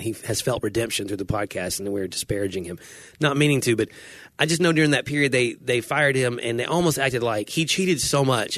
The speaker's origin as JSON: {"language": "English", "country": "United States"}